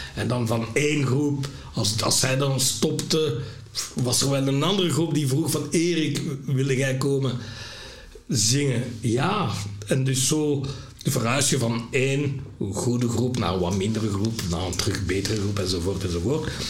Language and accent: Dutch; Lembeek, Flanders, Belgium; also born or lived in Burundi; in Lembeek zat bij mijn pleegouders